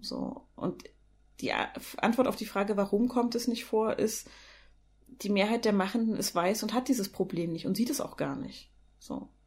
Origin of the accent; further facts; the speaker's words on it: East Germany, Germany; ich bin halt in der DDR geboren